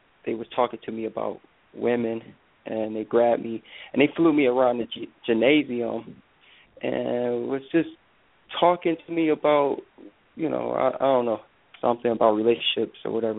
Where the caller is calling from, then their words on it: Michigan, United States; I'm calling from Michigan.